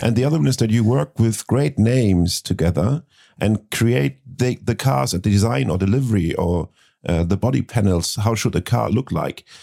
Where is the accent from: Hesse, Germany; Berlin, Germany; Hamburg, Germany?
Hamburg, Germany; born in my hometown, Hamburg